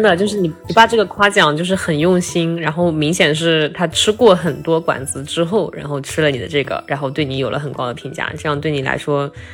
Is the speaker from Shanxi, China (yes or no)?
yes; Shanxi, China; now in Nanjing, China; 我是山西人嘛，然后我们那边的话做面条比较多